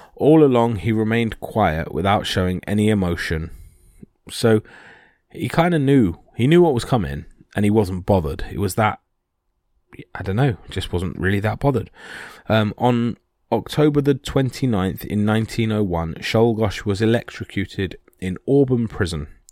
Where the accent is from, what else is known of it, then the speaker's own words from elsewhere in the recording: United Kingdom; this is being British